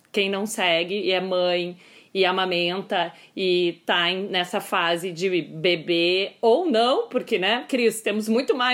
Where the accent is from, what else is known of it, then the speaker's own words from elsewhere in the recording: Pelotas, Rio Grande do Sul, Brazil; accent: Pelotas; Além de tudo isso, eu sou pelotense.